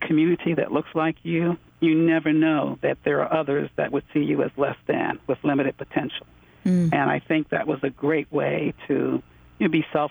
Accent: Prince George's County, Maryland, United States; also born or lived in Washington, D.C.; I was born in Washington, D.C. at Freedman's Hospital, which later became Howard University Hospital. And my parents in second grade moved me to Prince George's County, Maryland. At that time, there was segregation, and so I grew up in segregated neighborhoods

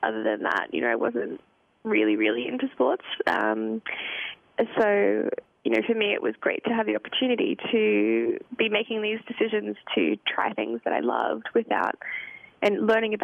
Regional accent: Lismore, New South Wales, Australia; now in Chicago, United States; Lismore is a country town, and it's close to Byron Bay

